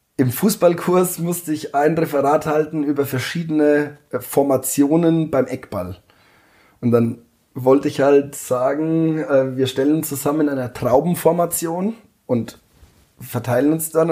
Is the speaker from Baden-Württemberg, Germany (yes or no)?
no; Rhön, Lower Franconia, Bavaria, Germany; moved away as an adult; also born or lived in Munich; bin Fasching immer daheim gewesen